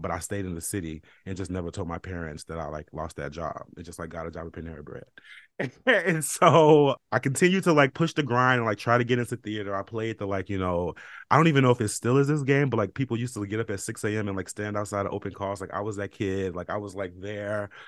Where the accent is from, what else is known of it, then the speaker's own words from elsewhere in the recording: Chicago, Illinois, United States; now in New York, United States; I'm from Chicago